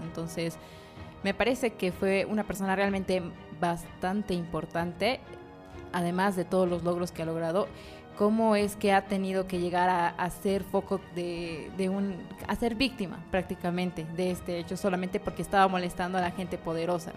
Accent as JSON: {"language": "Spanish", "country": "Bolivia", "said": "las cosas que son nuestras como bolivianos"}